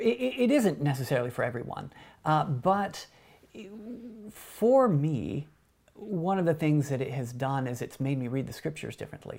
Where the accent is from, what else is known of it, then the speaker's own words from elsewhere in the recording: Wyoming, United States; where I grew up in Wyoming